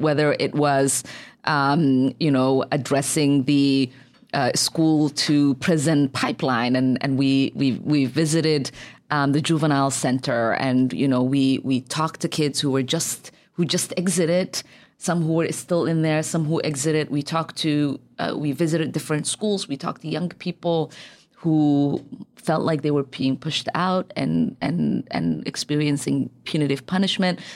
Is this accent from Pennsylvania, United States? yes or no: no; Minneapolis, Minnesota, United States; also born or lived in Somalia; growing up in Cedar back then